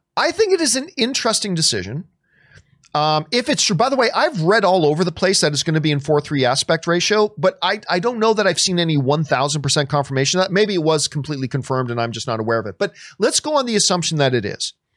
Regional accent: Canada; I'm Canadian

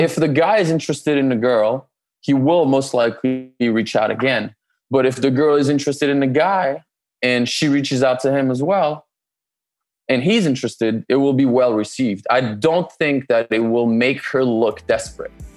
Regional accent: France; moved away as an adult; also born or lived in Canada; now in Los Angeles, United States; I'm originally born and raised in France

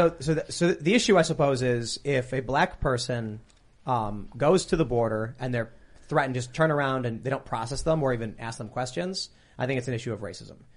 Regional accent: Chicago, Illinois, United States; I'm from Chicago

